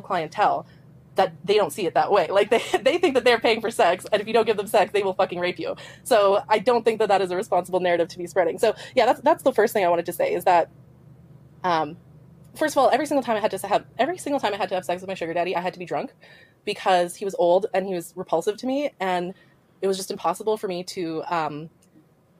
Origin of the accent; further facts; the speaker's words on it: Canada; I'm not American, I'm Canadian